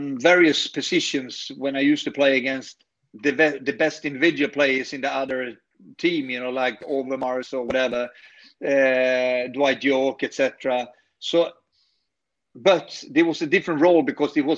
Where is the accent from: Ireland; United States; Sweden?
Sweden; English is a second language; in Sweden, you need an education. So I took technical engineering degree in my home country.